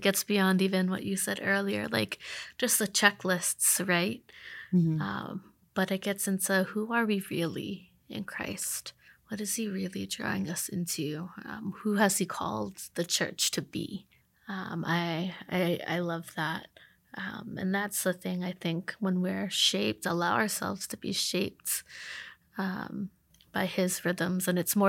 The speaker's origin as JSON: {"language": "English", "town": "Boston", "region": "Massachusetts", "country": "United States", "tie": "born or raised there", "moved": "yes", "lives_now": "Charlotte, United States", "said": "I'm sitting here in Charlotte and I'm still from Boston because that's my culture, right?"}